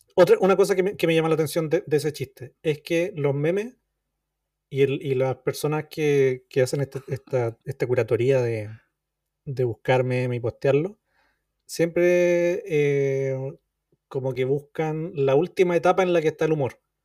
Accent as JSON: {"language": "Spanish", "country": "Chile", "tie": "born or raised there", "said": "uno como chileno, como niño chileno que iba a la playa, que, leyó miles y miles de condoritos"}